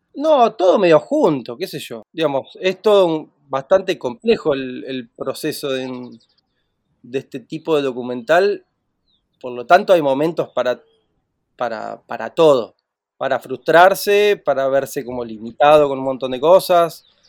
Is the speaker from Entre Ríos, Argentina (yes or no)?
yes; Gualeguay, Entre Ríos, Argentina; Estoy acá en Gualeguay, en Entre Ríos, en mi tierra natal